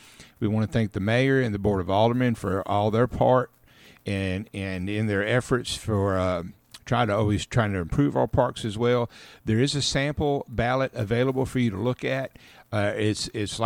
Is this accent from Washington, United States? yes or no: no; Caledonia, Mississippi, United States; I grew up in Caledonia, Mississippi, just outside of Columbus and Columbus Air Force Base